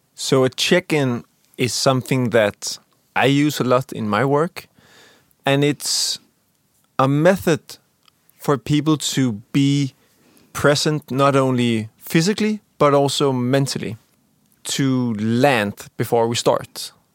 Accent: Copenhagen, Capital Region of Denmark, Denmark; I am from Denmark, from Copenhagen

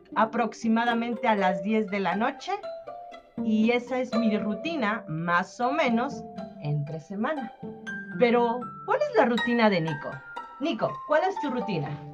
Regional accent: Mexico City, Mexico; now in San Cristóbal de las Casas, Mexico; soy de México, de la Ciudad de México y vivo en San Cristóbal de las Casas, Chiapas

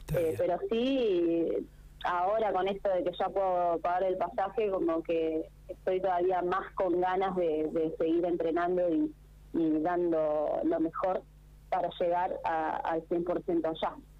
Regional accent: Argentina; nunca salí de la Argentina

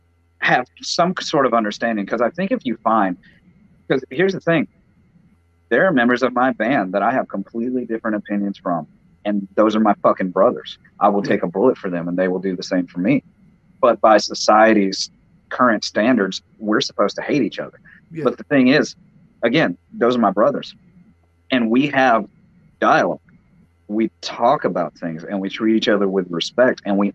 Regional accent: the South, United States; I was born and raised here in the South, and there are certain things about it that I like.

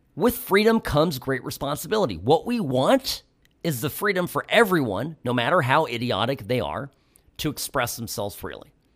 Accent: United States; as an American

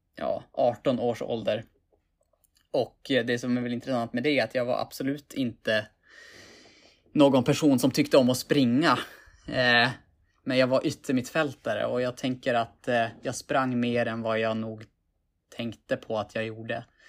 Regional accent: Piteå, Norrbotten County, Sweden; moved away as an adult; also born or lived in Umeå; now in Stockholm, Sweden; född och uppvuxen i Piteå. I Norrbotten.

